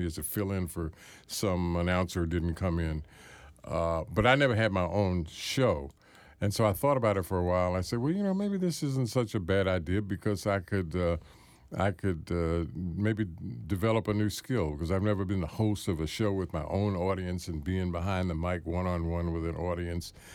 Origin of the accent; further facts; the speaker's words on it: Washington, District of Columbia, United States; I was born here